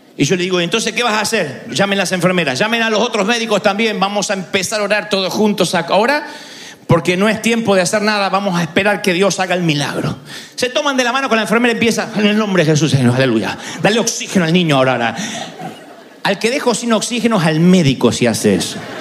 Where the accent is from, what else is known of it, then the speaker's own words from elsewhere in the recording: Argentina; siendo argentino